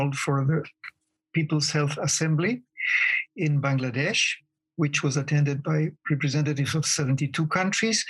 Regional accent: Chile; moved away as an adult; also born or lived in United States / Nairobi, Kenya; now in Ho Chi Minh City, Vietnam; I am originally from Chile

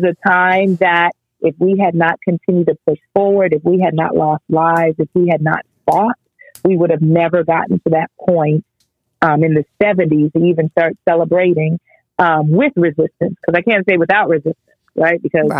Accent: United States; born there; you know, I was Jamaican every day, although I was born in the United States.

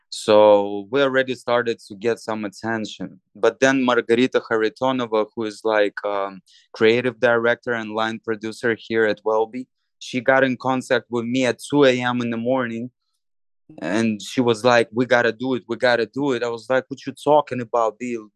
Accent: Moldova; moved away; my home country, Moldova

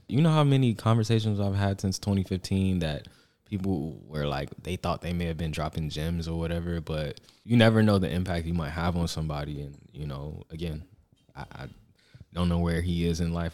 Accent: Atlanta, Georgia, United States; I'm from Atlanta

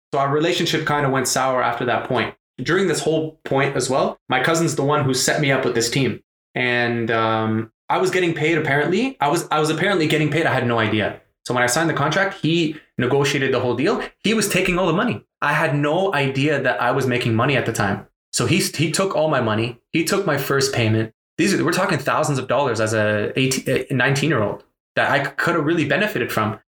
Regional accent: Canada; also born or lived in Lebanon; we moved to Canada from Lebanon. I was just a year old. So basically, I grew up in Canada.

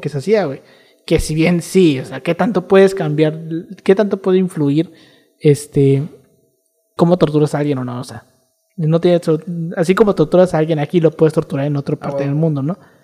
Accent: Mexico

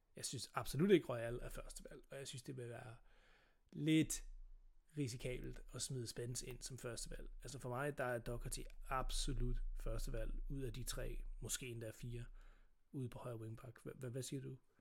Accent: Sønderborg, Southern Denmark, Denmark; jeg er født på Sønderborg, øh, hospital

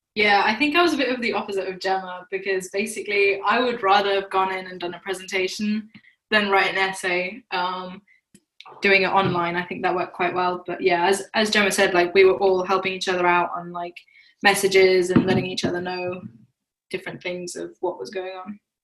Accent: Germany; moved away as an adult; now in London, United Kingdom; I'm an international student from Germany.

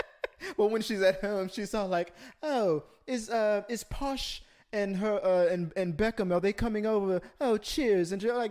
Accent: Houston, Texas, United States; accent: Southern; I'm from the south side of Houston. It changes. I know I talk differently around family members than I do sometimes when I do my friends, and I don't notice it until I'm with my family.

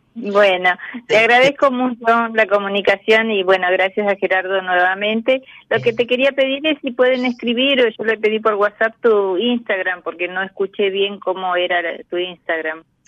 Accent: Santiago del Estero, Argentina; now in Buenos Aires, Argentina; nací en Santiago del Estero, pero vivo en Cava hace muchos años ya.

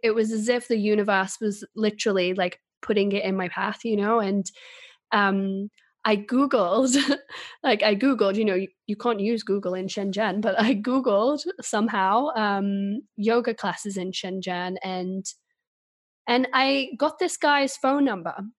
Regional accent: England, United Kingdom; moved away as an adult; also born or lived in China; now in Sweden; I'm originally from England

